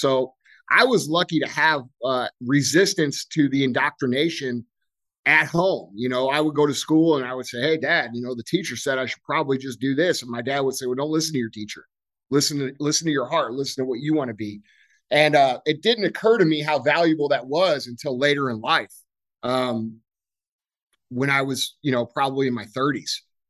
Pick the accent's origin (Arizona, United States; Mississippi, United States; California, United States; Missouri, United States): Missouri, United States; St. Louis; I grew up here right outside St. Louis, Missouri. My business is located here. I grew up on a little gravel road called Mooney Lane.